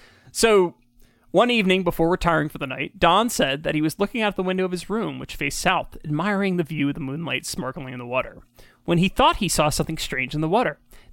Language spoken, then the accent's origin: English; Kelowna, British Columbia, Canada; When I was growing up in Kelowna, it was told to the group of us that we're down at the aquatic stadium.